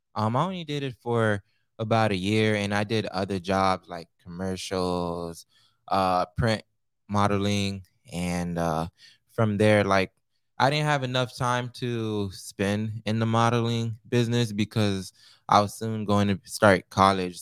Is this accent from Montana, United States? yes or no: no; Naples, Florida, United States; also born or lived in Pompano Beach, Florida; I'm Haitian American, born in Pompano Beach, raised in, uh, Naples, Florida